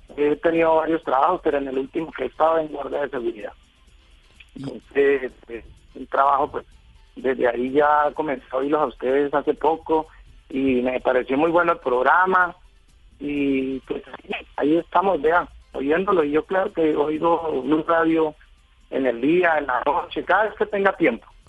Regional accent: Villavicencio, Meta, Colombia; yo soy de Villavicencio, vivo en Villavicencio hace mucho tiempo ya

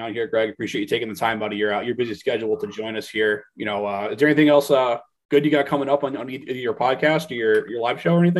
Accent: New England, United States; born and raised in New England

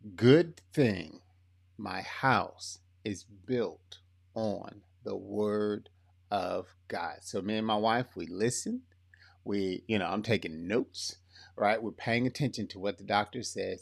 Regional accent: Lee County, Florida, United States; accent: kinda country; I am from, uh, Florida. Born and raised Florida boy

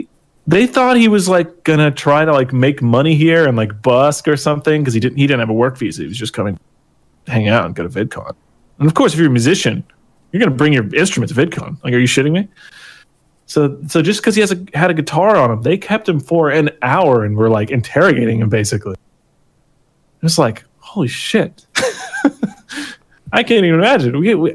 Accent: United States; My West Virginian driver's license, like, you know, I was just here, like, I'm an American.

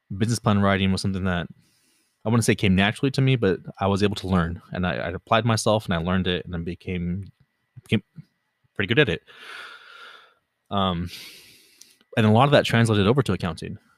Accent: Los Angeles, California, United States; I was born in California, born and raised in California. Pretty much lived in L A the vast majority of my life, the L, general L A area.

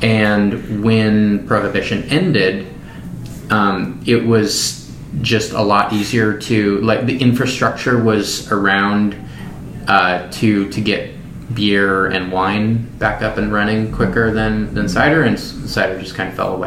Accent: Skagit Valley, Washington, United States; moved away; I grew up in the Skagit Valley, which is north of. It's in western Washington, north of Seattle

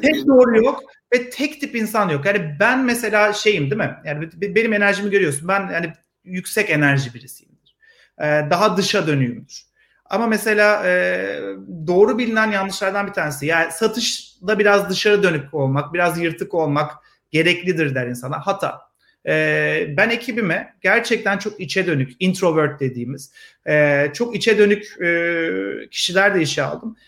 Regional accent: Ankara, Turkey; moved away as an adult; also born or lived in Istanbul; now in Israel; Vites küçülttüm Ankara'ya. Memleketime döndüm. Ankaralıyım ben.

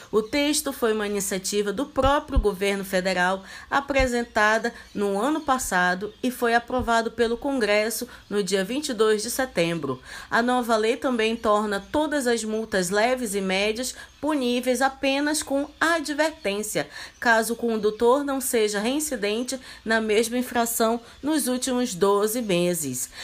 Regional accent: Manaus, Amazonas, Brazil; also born or lived in Roraima; como bons manauaras

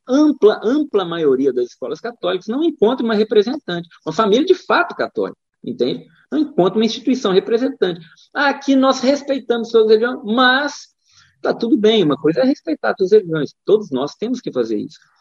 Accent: Divinópolis, Minas Gerais, Brazil; moved away as an adult; also born or lived in São Paulo; now in Rio Grande do Sul, Brazil; Sou mineiro do interior de Minas, cidade chamada Divinópolis

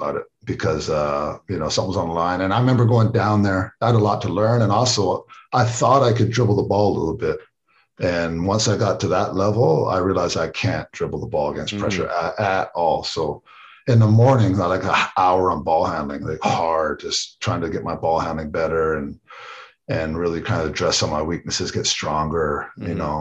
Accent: Canada; moved away as an adult; also born or lived in United States; I'm Canadian

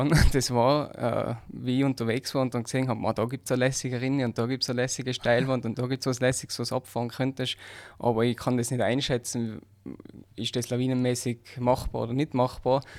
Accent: Hall in Tirol, Tyrol, Austria; born there; bin geboren in Hall in Tirol und am 18. Jänner 93.

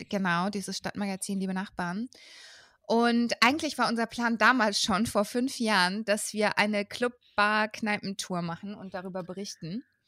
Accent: Würzburg, Bavaria, Germany; moved away as an adult; also born or lived in Berlin; ich bin ja in Würzburg aufgewachsen

